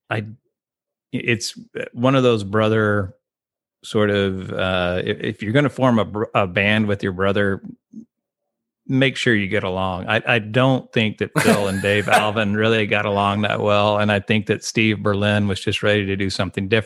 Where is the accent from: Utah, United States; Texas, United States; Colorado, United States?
Texas, United States; Austin; also born or lived in Corpus Christi / Mason / San Angelo; I was born in Austin, but I moved around and lived in Corpus Christi, Texas. I lived in Mason, Texas. I lived in San Angelo, Texas.